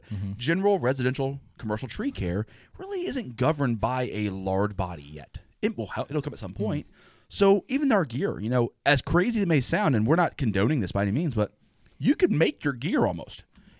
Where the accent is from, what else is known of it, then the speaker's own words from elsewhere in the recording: Morgan Hill, California, United States; born there; So I was born in Morgan Hill, technically.